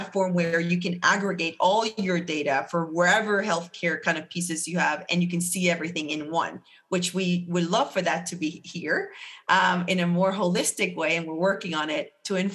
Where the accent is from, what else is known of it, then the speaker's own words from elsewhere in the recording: Puerto Rico; moved away as an adult; also born or lived in Atlanta, Georgia; now in Charlotte, United States; I'm born and raised in Puerto Rico